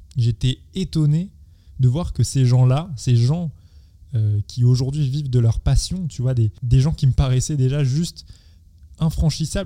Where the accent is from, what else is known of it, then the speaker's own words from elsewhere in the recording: Seine-et-Marne, Île-de-France, France; je viens du, de, de Seine-et-Marne